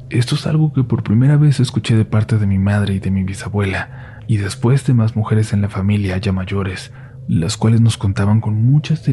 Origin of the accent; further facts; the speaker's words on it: Sonsonate, El Salvador; Soy de Sonsonate, El Salvador, específicamente de una colonia la cual hace mucho no estaba para nada poblada.